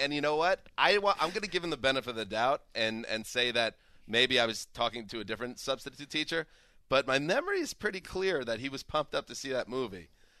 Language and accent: English; Pearl River, New York, United States; growing up in Pearl River, it's It's different. It's different. It bonds you because it is working class. It is people trying to survive.